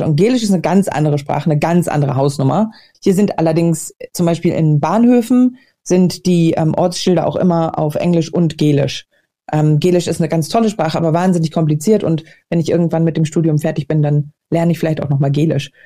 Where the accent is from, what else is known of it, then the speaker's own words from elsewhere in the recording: Hamburg, Germany; moved away as an adult; also born or lived in Berlin / Glasgow, Scotland; now in Scotland, United Kingdom; in Hamburg, in meiner alten Heimatstadt